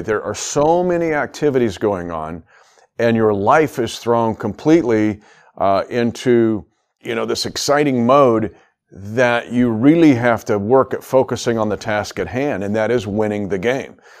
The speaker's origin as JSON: {"language": "English", "country": "United States", "tie": "born or raised there", "said": "this is where I grew up near here in the States. Uh, about the same distance between Frankfurt and Hamburg is about the distance I uh, was from a little less uh, to Kansas City"}